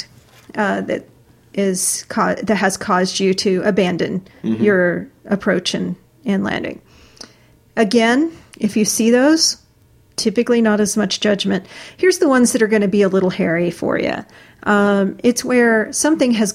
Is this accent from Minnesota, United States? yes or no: no; Florida, United States; I come from Florida